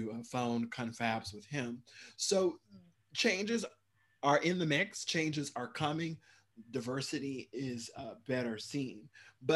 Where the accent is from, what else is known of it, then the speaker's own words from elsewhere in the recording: Midwest, United States; also born or lived in Minnesota; I grew up in the Midwest and went to school in Minnesota.